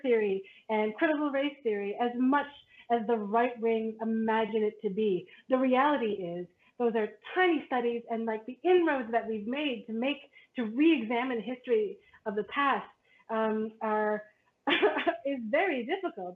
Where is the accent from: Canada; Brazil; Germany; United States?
Canada; as a Canadian and as a Canadian that who who was often considered American. It's because my parents are American